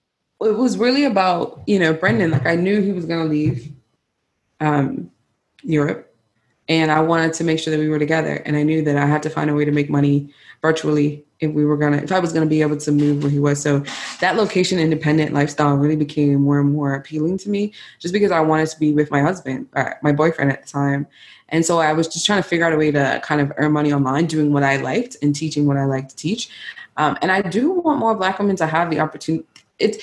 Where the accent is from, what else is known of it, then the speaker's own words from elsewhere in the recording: Bermuda; accent: Bermudian; It started with me like not code switching, trying to talk as much in my Bermuda accent, whatever's left, you know, and talk about my culture